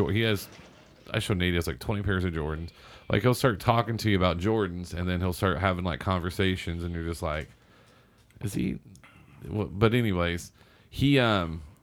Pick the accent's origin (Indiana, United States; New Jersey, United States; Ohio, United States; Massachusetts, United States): Indiana, United States; Seymour; I grew up in Southern Indiana